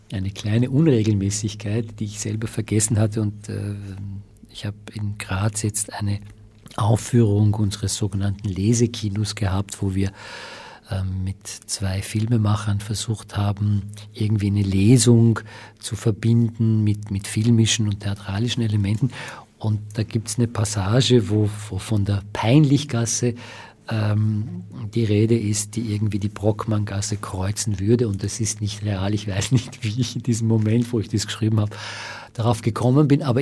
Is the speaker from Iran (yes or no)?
yes; Iran; now in Austria; also ich bin Iraner und ich bin jetzt in Österreich